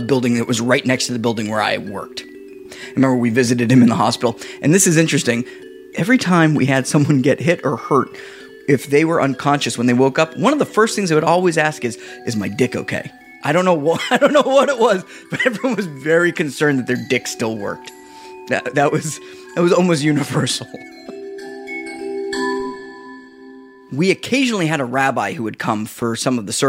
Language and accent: English; Massachusetts, United States; moved away; I'm from Massachusetts originally, so a lot of my friends are massholes